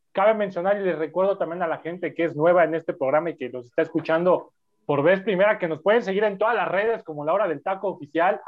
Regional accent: Mexico; nosotros tenemos como mexicanos

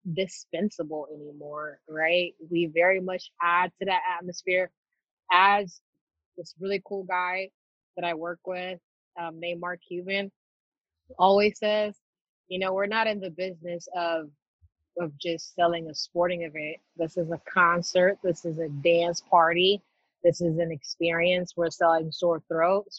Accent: Nairobi, Kenya; moved away; My earliest memories of growing up in Nairobi, Kenya

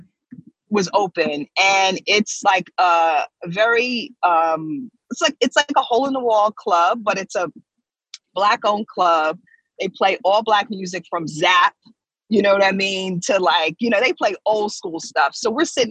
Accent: New York, United States; I come from New York.

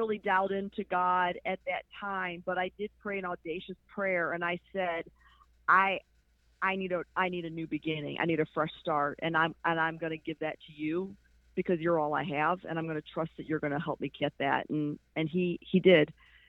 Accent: Chicago, Illinois, United States; moved away as an adult; also born or lived in Bowling Green, Ohio; now in South Florida, United States; Born in Bowling Green, Ohio, raised in Chicago, and have spent my adult life in South Florida.

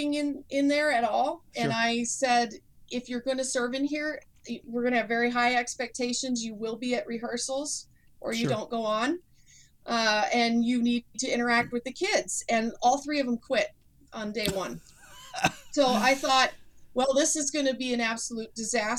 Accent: Wisconsin, United States; I'm from Wisconsin. We have snow everywhere today

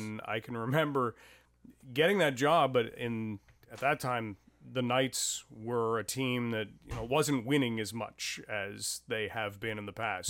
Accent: Ottawa area, Ontario, Canada; also born or lived in London, Ontario / Smiths Falls; I was born in London and uh, had grown up in the Ottawa area, just outside of Ottawa, in a couple of different locations

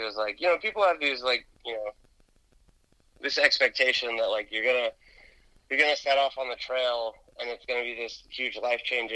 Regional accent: Atlanta, Georgia, United States; also born or lived in Jersey City, New Jersey; I grew up in Atlanta.

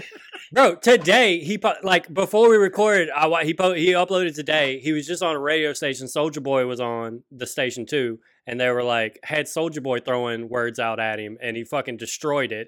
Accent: Louisiana, United States; growing up in Louisiana

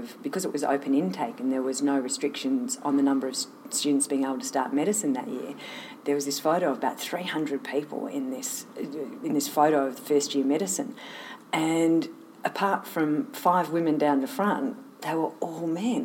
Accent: Sydney, New South Wales, Australia; I grew up in Sydney, actually, in down south of the city, and was there for

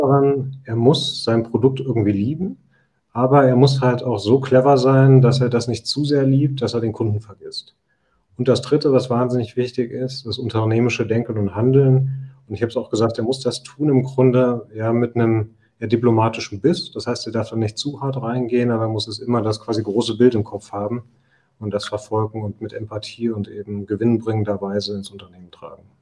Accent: Osnabrück, Lower Saxony, Germany; also born or lived in Nuremberg; Ich bin Osnabrücker, also geboren

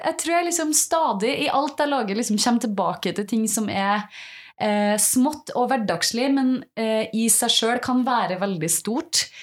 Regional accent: Selbu, Trøndelag, Norway; jeg vokste opp et sted i Trøndelag som heter Selbu

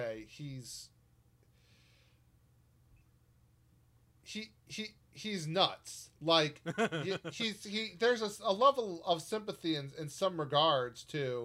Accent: San Diego, California, United States; now in Ohio, United States; I grew up in San Diego and then got moved to Ohio

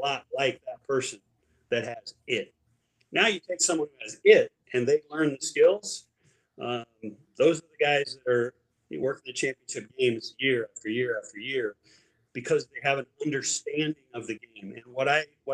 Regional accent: Indiana, United States; I'm from Indiana

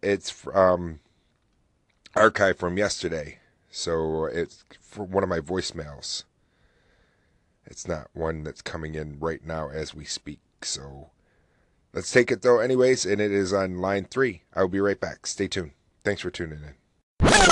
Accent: New Haven, New York, United States; also born or lived in Oswego, New York; I grew up in a little town called New Haven, and not New Haven, Connecticut, but New Haven, New York

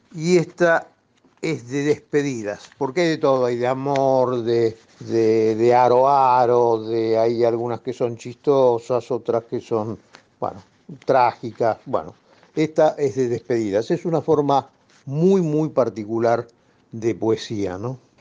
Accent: Buenos Aires, Argentina; yo soy porteño

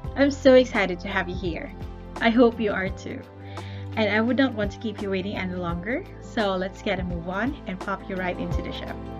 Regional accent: Philippines; I am a Filipina

